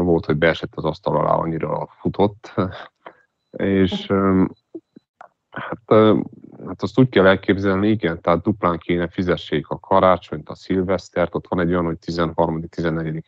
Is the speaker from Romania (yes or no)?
yes; Transylvania, Romania; én Erdélyből vagyok